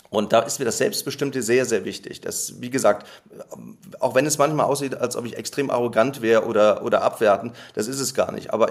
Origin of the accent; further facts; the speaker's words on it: Neuss, North Rhine-Westphalia, Germany; Ja, ich habe einen Freundeskreis in meiner Heimatstadt in Neuss ähm, wir haben und wir haben, äh, wir sind zusammen zur Schule gegangen, wir haben zusammen Abitur gemacht